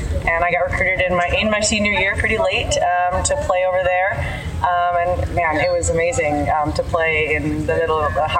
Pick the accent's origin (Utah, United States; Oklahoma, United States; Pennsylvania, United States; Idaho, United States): Idaho, United States; Caldwell; moved away as an adult; also born or lived in Washington, D.C.; I grew up in Idaho in a small town outside of Boise, and called Caldwell, with two older brothers and both my parents. And I lived there for 17 years before I went off to college.